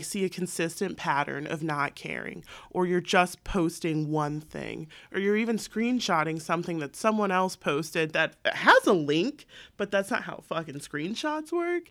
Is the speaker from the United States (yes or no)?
yes; San Diego, California, United States; I'm an accountant, I'm from San Diego.